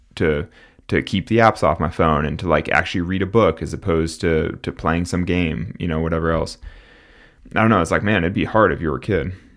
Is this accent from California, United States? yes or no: yes; Central Valley, California, United States; I'm from the Central Valley in California, and, like, when I grew up, like, tule fog